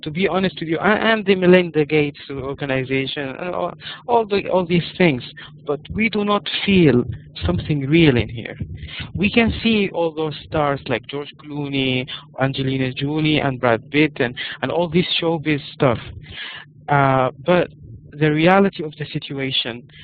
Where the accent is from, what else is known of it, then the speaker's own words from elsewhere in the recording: Sudan; English is a second language; I am from Africa, actually from Sudan